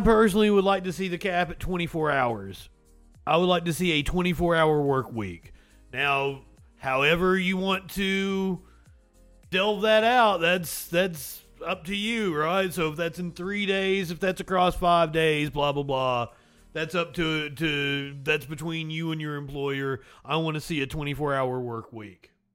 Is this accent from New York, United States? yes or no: no; eastern Kentucky, United States; being from the coal fields of eastern Kentucky. My grandfather helped stand against the National Guard